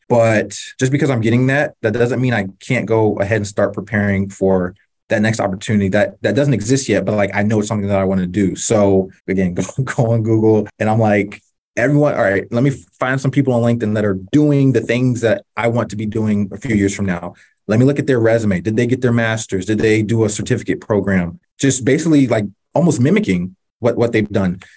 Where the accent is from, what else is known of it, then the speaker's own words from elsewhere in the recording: North Carolina, United States; I grew up in North Carolina